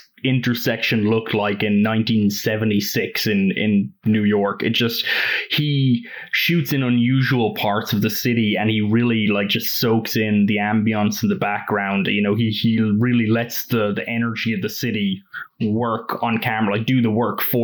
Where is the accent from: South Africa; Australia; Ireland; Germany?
Ireland; moved away; also born or lived in United States; I am like Irish slash American through several layers of paperwork